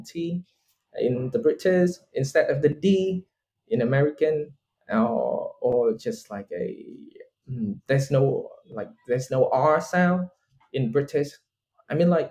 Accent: Vietnam; accent: Vietnamese; English is a second language; my Vietnamese accent

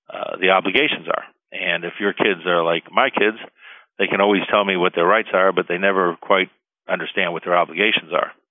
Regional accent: Cuba; now in United States; Uh, when I came from Cuba in 1961, a lot of people don't realize that the Cuban Constitution was identical

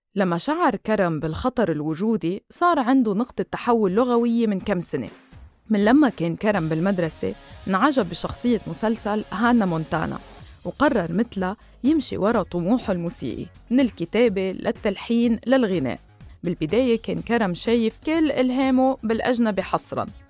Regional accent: Lebanon; أنا بنت البلد

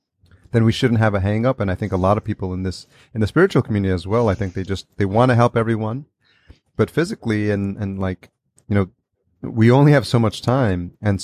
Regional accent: New York, United States; and I grew up in New York as well, Long Island is really blue collar community, right?

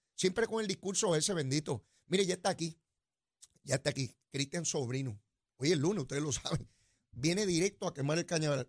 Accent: Puerto Rico

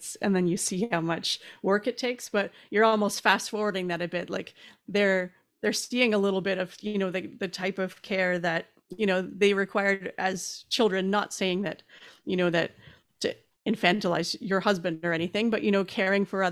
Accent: Canada; being a Canadian

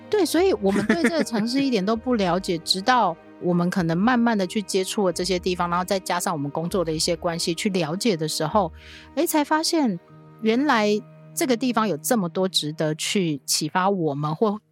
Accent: Kaohsiung, Taiwan; moved away; 虽然我住高雄，小时候住高雄

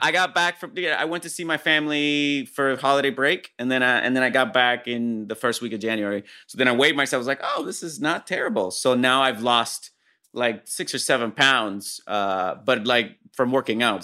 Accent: Puerto Rico; moved away as an adult; also born or lived in Fresno, California; I grew up in Puerto Rico

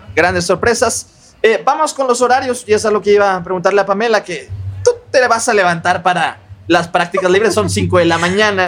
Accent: Mexico; nosotros como mexicanos

